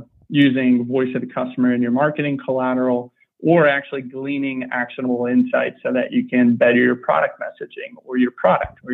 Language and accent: English; Houston, Texas, United States; also born or lived in New Orleans, Louisiana; I grew up in Houston